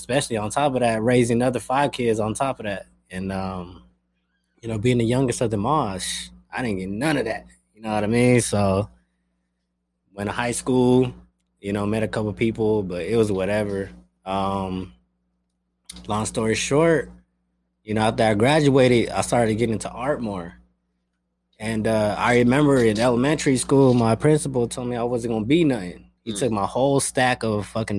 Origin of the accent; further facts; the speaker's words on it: Denver, Colorado, United States; English is a second language; also born or lived in San Pedro, California; I was born in San Pedro, but moved to Colorado, Denver, Colorado. Man, basically raised there